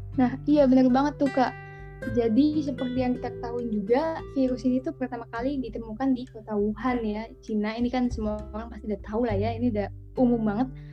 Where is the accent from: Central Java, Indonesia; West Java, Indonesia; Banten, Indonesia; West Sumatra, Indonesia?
Banten, Indonesia; Tangerang; aku dari Tangerang